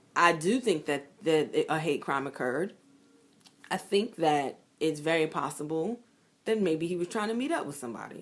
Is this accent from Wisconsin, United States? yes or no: no; New York City, New York, United States; I grew up in Brooklyn, in Bed Stuy